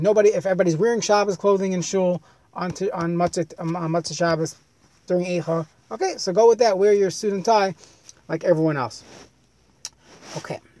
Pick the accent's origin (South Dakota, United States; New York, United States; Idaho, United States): New York, United States; I grew up in New York